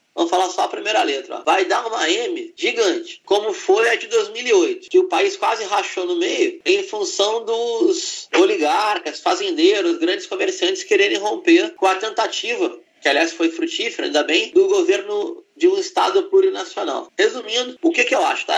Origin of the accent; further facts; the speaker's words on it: Rio de Janeiro, Brazil; como carioca eu digo